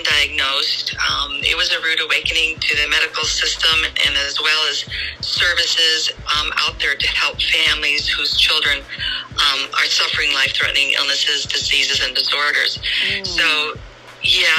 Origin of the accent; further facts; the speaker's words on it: Crystal Lake, Illinois, United States; moved away as an adult; now in San Diego, United States; I grew up in Illinois, so we have that in common. Outside of Chicago, northwest of Chicago, a small town called